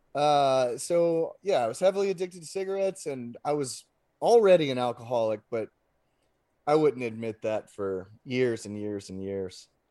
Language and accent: English; Lafayette, Louisiana, United States; I was born in Lafayette